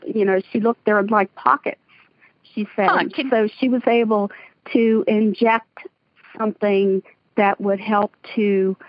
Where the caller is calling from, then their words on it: Central Pennsylvania, United States; I'm calling from Central Pennsylvania.